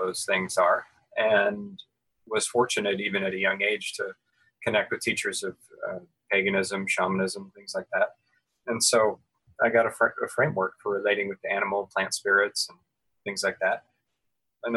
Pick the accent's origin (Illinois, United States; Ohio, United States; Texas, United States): Ohio, United States; also born or lived in California / Western North Carolina; now in Asheville, United States; I grew up in the state of Ohio and then spent time living in California and live now